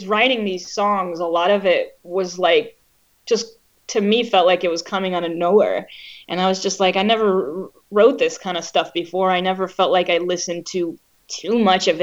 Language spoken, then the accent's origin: English; Israel; growing up in Israel